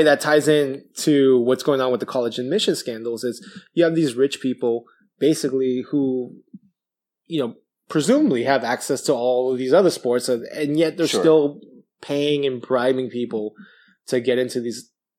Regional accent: Vallejo, California, United States; I grew up in Vallejo.

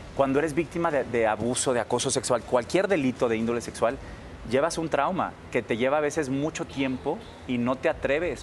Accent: Monterrey, Nuevo León, Mexico; moved away as an adult; also born or lived in New York; yo soy norteño, soy regio

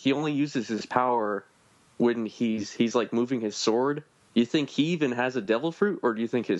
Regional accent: Pennsylvania, United States; I'm from Pennsylvania.

